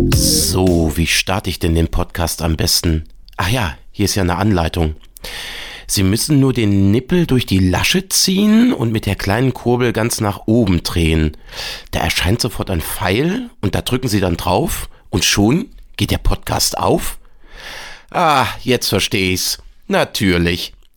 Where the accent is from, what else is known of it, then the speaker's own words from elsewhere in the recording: Bremen, Germany; das freut mich natürlich als Bremer